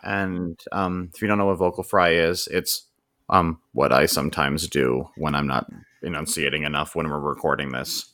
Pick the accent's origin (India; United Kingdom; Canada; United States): Canada; accent: North American; As someone that's, like, born and raised here, I, this is my accent